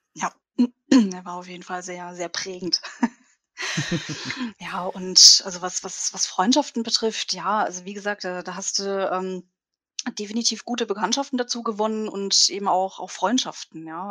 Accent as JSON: {"language": "German", "town": "Bruchsal", "region": "Baden-Württemberg", "country": "Germany", "said": "ich komme ja aus, aus Bruchsal, das ist in der Nähe von Karlsruhe."}